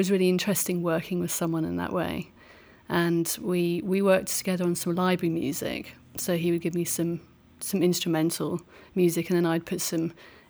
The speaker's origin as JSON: {"language": "English", "region": "England", "country": "United Kingdom", "tie": "born or raised there", "moved": "as an adult", "lives_now": "Seattle, United States", "said": "originally I'm from England, and that's where I spent really, you know, the first part of my life."}